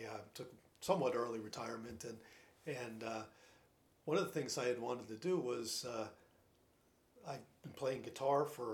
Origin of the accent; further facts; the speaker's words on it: the North, United States; accent: Yankee; moved away as an adult; also born or lived in Rhode Island; now in Greenville, South Carolina, United States; as you can tell by my accent, I'm a Yankee.